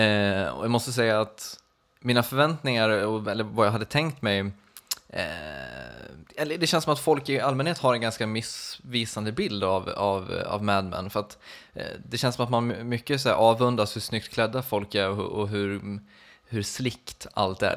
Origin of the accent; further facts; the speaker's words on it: Borlänge, Dalarna County, Sweden; moved away; varit hemma på Peace and Love i Borlänge